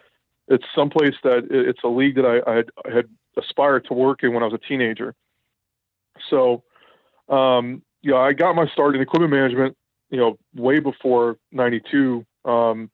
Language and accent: English; New Orleans, Louisiana, United States; Growing up in New Orleans